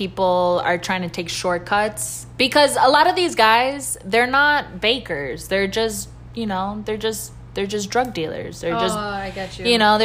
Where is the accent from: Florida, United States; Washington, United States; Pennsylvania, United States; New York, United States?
Florida, United States; Miami; Florida, I've been born and raised in Miami and Jackson Hospital and Alapata and raised in Kendall. I mean, Miami is my home